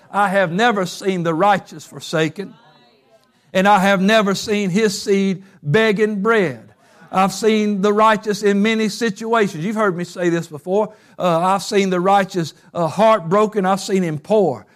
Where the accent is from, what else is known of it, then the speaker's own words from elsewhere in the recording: Covington, United States; moved away; my hometown Covington